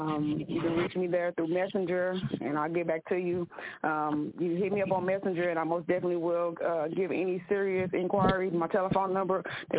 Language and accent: English; Oklahoma, United States; I'm from Oklahoma